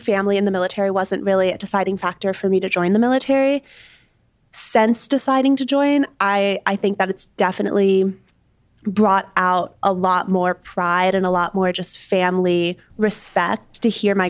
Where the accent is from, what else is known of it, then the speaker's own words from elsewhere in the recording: Jefferson City, Missouri, United States; moved away as an adult; now in Washington, D.C., United States; I'm from Jefferson City, Missouri. I was born and raised there.